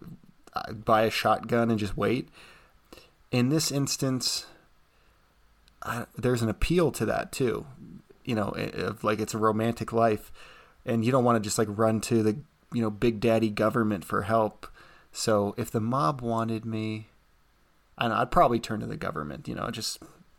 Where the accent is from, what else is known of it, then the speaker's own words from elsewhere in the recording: United States; I'm an American, thoroughly American